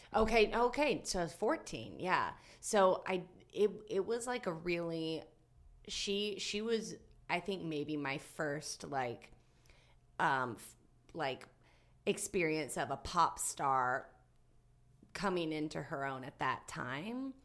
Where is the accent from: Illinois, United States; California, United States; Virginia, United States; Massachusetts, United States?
Virginia, United States; Galax; I'm from Galax, Virginia. which is southwestern Virginia, right near the border of North Carolina